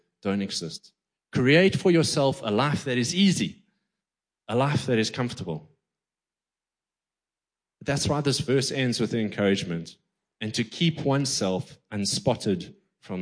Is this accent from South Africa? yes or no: yes; East London, Eastern Cape, South Africa; I grew up in the Quigney through the 80s, 90s, and 2000s